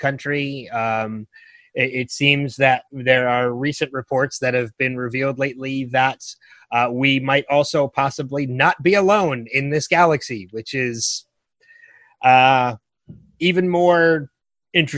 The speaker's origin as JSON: {"language": "English", "town": "Philadelphia", "region": "Pennsylvania", "country": "United States", "said": "I was from Philly"}